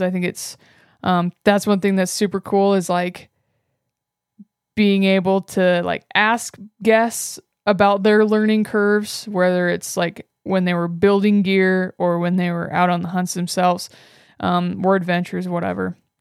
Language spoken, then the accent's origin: English; Northwest Nebraska, United States; moved away as an adult; also born or lived in Wyoming; I grew up in Northwest Nebraska on my family's cattle ranch